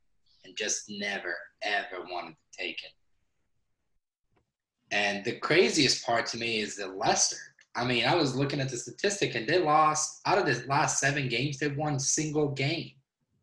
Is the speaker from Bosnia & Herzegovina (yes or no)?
yes; Bosnia & Herzegovina; now in United States; I was actually born in Bosnia and I moved to the States in 1999.